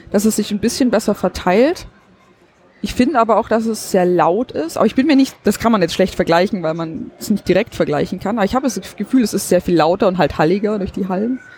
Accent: Baden-Württemberg, Germany; Genau, ich bin aus der Ulmer Umgebung. Da habe ich auch studiert Informatik

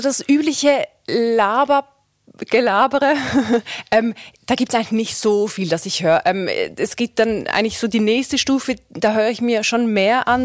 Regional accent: Switzerland; moved away as an adult; now in Germany; ich bin aus der Schweiz

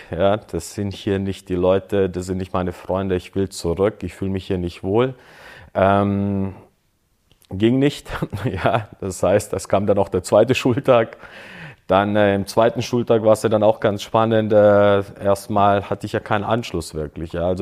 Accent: Böblingen, Baden-Württemberg, Germany; moved away; also born or lived in Croatia; Ich bin ja in Deutschland groß geworden oder, oder bis dahin aufgewachsen in Böblingen.

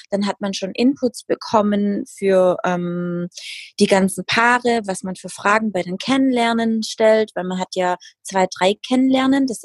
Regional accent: Baden-Württemberg, Germany; 32 Jahre alt. Ich komme aus dem Schwabenländle

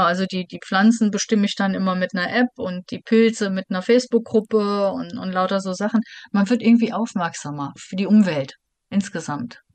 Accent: Germany; bezeichne ich mich selber auch lieber als Europäerin als als Deutsche

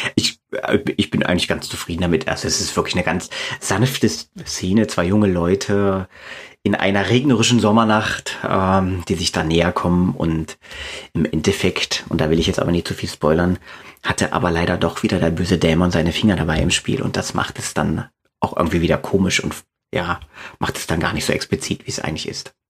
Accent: East Germany, Germany; now in Braunschweig, Germany; ich bin in der DDR aufgewachsen, zumindest die ersten zehn Jahre meines Lebens

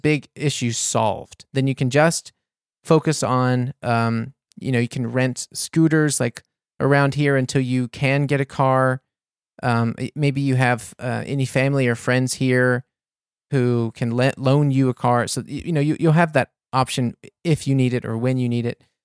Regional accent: United States; moved away as an adult; also born or lived in New Orleans, Louisiana; now in Munich, Germany; I'm from the States, I'd have to give up my American citizenship

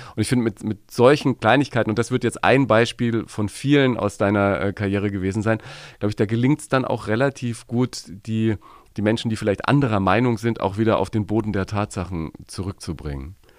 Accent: Nuremberg, Bavaria, Germany; Ich als Nürnberger

